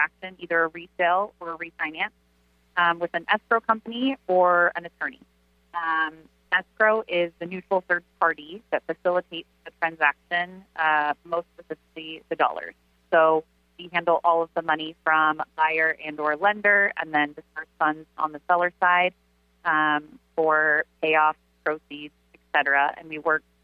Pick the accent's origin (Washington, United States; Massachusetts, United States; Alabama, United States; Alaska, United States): Washington, United States; Covington; I grew up in Covington